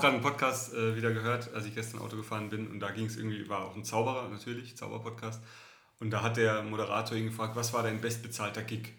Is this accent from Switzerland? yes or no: no; Southern Germany, Germany; accent: süddeutsche Melodie (southern German), often taken for Swabian but not quite; meine Melodie, meine süddeutsche Melodie, die ist einfach nicht wegzukriegen